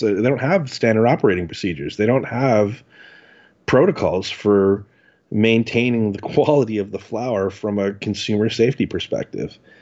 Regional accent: Ottawa, Ontario, Canada; I grew up in Ottawa, um, which is very close to Montreal

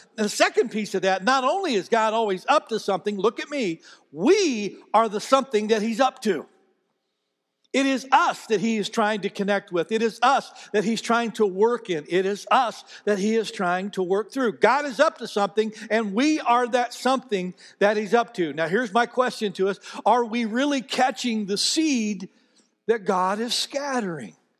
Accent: United States; I was born in America

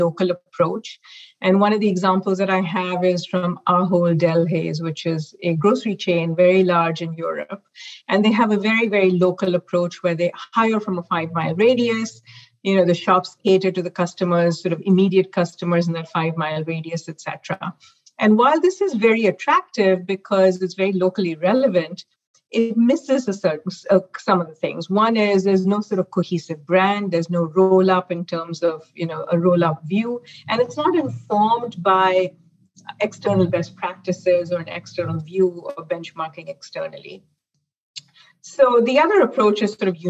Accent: Mumbai, Maharashtra, India; moved away as an adult; now in North America; I actually grew up in Mumbai, India

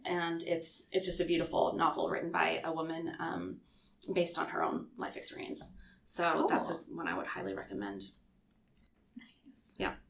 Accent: Lewiston, Idaho, United States; moved away; also born or lived in Clarkston, Washington; my hometown

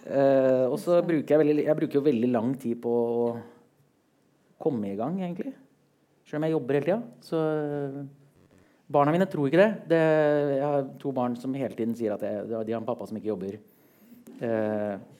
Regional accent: Oslo, Norway; jeg kommer fra Oslo

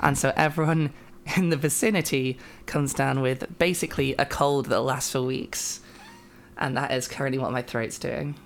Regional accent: United Kingdom; I am a British trans woman

